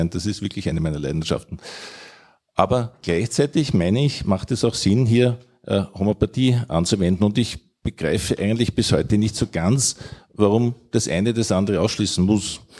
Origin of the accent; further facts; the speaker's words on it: Vienna, Austria; Also ich komme aus Wien und ich esse gerne Wiener Schnitzel und ich esse gerne danach vielleicht einen guten Apfelstrudel.